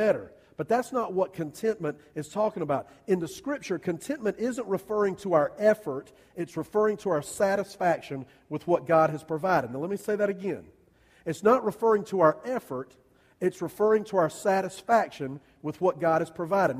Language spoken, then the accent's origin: English; United States; I'm an American.